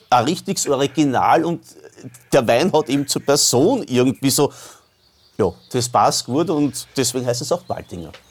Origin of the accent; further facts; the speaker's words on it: Vienna, Austria; das muss man fast als Wiener kennen. Äh, wir haben auch eine alte Wiener Liedsammlung von meinem Großvater